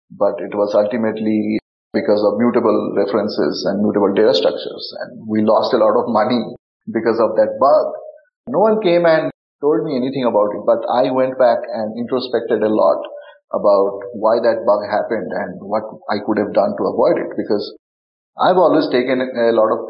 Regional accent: India; I grew up in India and also some of the most remote parts of the country. And we didn't have internet.

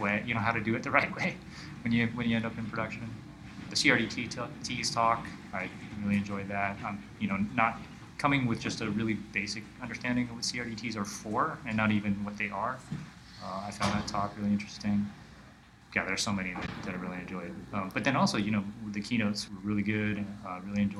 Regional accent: Honolulu, Hawaii, United States; I'm from Honolulu, Hawaii

